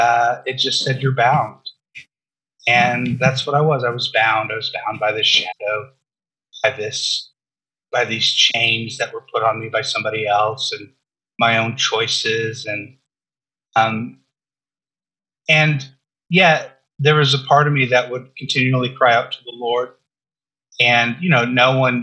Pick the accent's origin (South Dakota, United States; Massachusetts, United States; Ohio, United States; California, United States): California, United States; Southern; I grew up in Southern California